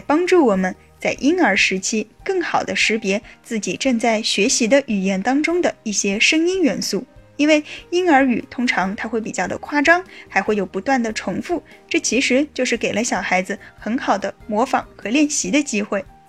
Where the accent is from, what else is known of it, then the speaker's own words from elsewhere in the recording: China; 我们中国北方的许多人